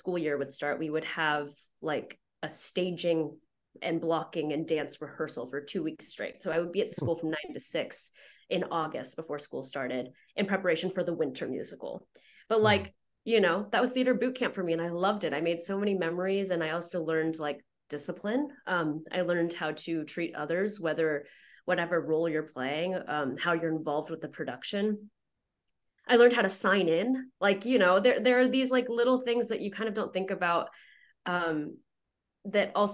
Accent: Houston, Texas, United States; moved away as an adult; also born or lived in China / Oklahoma; I grew up in Houston

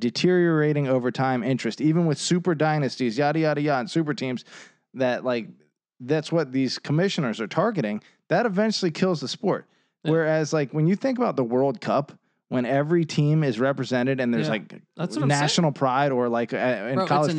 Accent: Virginia, United States; So many people look, we're from Northern Virginia.

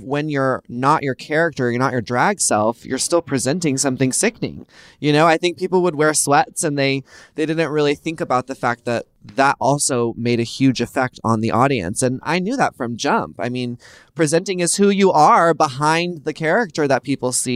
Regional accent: Texas, United States; now in California, United States; I grew up in the South in Texas

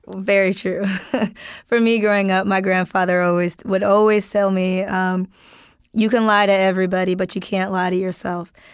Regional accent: Wisconsin, United States; I'm from Wisconsin

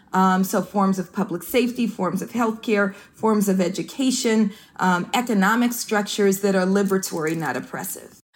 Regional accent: Oakland, California, United States; I'm from East Oakland, California

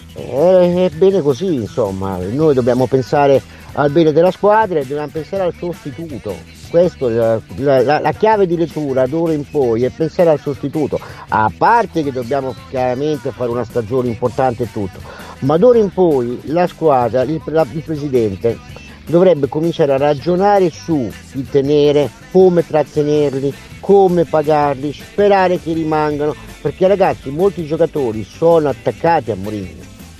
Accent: Emilia-Romagna, Italy; accent: Romagnolo; moved away; se sono nati e cresciuti in Romagna, eh, il mio accento rimane questo

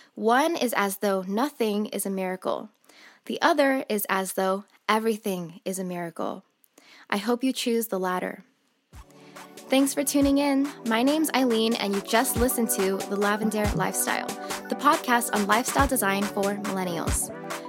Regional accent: Southern California, United States; I'm born and raised in Southern California

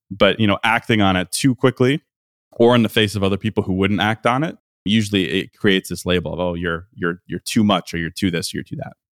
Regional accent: Midwest, United States; moved away as an adult; now in Miami, United States; I'm a Midwesterner

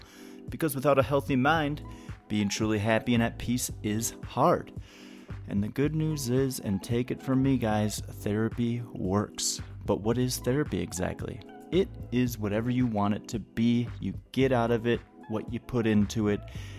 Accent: Minnesota, United States; I grew up outside of Minneapolis, and like, I know of …, obviously I love his music

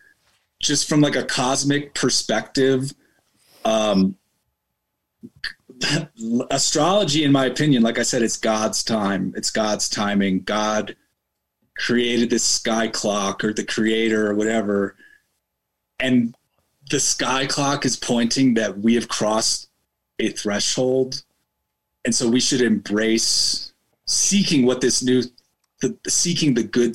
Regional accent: Chicago, Illinois, United States; moved away as an adult; now in Colorado, United States; I'm from Chicago, I don't fucking live there anymore

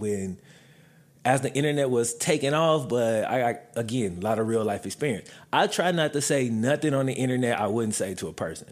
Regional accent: Mississippi, United States; moved away; I grew up in Mississippi

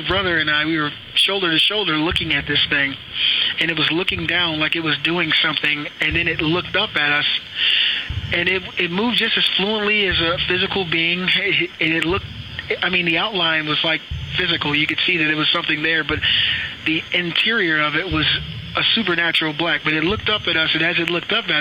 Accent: Akron, Ohio, United States; I grew up in Akron, Ohio

